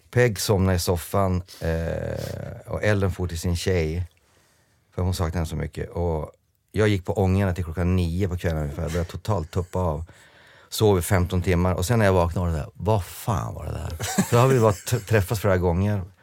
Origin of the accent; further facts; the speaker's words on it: England, United Kingdom; Jag spelade på Wembley eh, som engelsman spelande för Skottland, men jag vågade inte öppna munnen